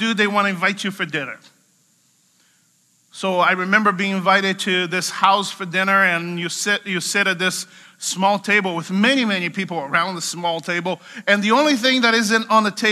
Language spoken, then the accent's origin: English; Brazil; I'm from Brazil, so Brazilians are very good at doing barbecue.